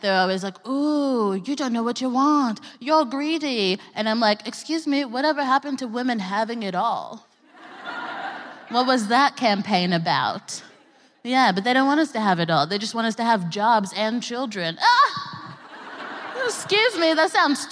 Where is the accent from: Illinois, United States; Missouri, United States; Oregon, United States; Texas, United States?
Texas, United States; now in United Kingdom; I'm from Texas, which is a piece of shit.